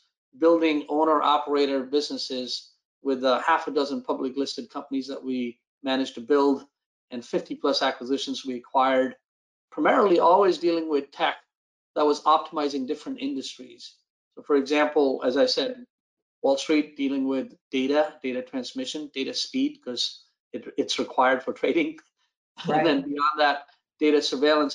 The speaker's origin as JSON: {"language": "English", "country": "India", "tie": "born or raised there", "also_born_or_lived": "East Coast, United States / Silicon Valley / Los Angeles", "moved": "yes", "lives_now": "United States", "said": "Born and raised in India"}